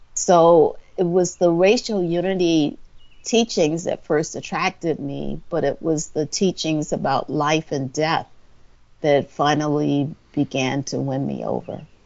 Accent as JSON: {"language": "English", "town": "Orangeburg", "region": "South Carolina", "country": "United States", "tie": "born or raised there", "also_born_or_lived": "Detroit, Michigan", "moved": "as an adult", "said": "I grew up in Orangeburg, South Carolina, which is in the middle of the state"}